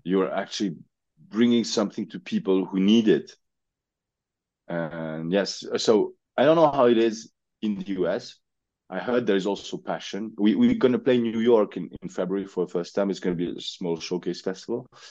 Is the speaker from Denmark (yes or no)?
no; Switzerland; We are from Switzerland. We're from Switzerland.